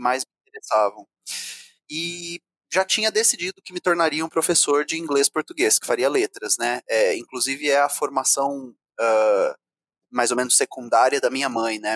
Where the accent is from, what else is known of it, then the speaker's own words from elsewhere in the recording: Ribeirão Preto, São Paulo, Brazil; moved away; also born or lived in Rio de Janeiro; Eu sou do interior de São Paulo, nasci em Ribeirão Preto